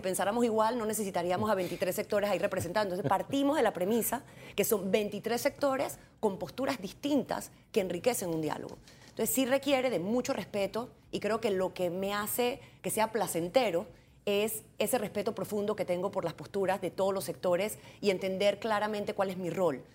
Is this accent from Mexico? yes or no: no; Panama; como panameña